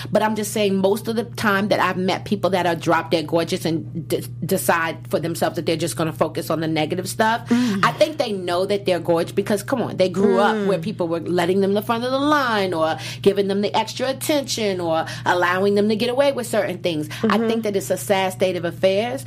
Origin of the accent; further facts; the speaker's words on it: Washington, District of Columbia, United States; I'm from DC.